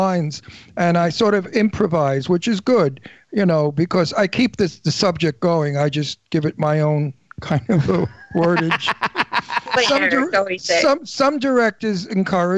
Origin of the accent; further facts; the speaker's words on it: New York City, New York, United States; I'm from Brooklyn